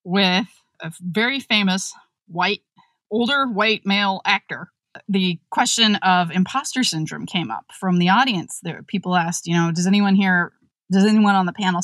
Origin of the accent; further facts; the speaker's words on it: West Virginia, United States; moved away; We're from West Virginia